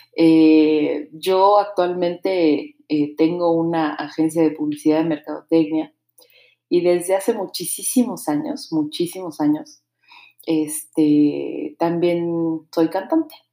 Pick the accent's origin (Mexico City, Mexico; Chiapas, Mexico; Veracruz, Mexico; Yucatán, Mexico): Mexico City, Mexico; now in Querétaro, Mexico; yo nací en la Ciudad de México hace ya 38 años.